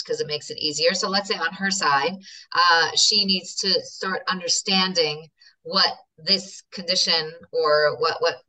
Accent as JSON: {"language": "English", "region": "New York", "country": "United States", "also_born_or_lived": "Moscow, Russia", "moved": "yes", "lives_now": "Israel", "said": "I'm New Yorker. I'm sure you could hear it."}